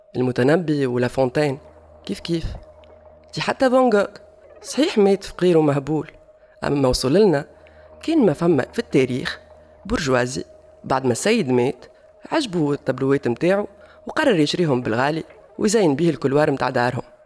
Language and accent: Arabic; Tunisia; accent: Tunisian; نقولوا عليهم بالتونسي